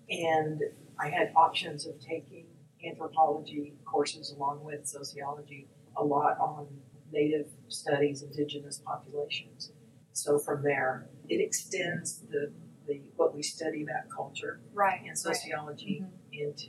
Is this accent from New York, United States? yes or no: no; Texas, United States; Well, I grew up in West Texas uh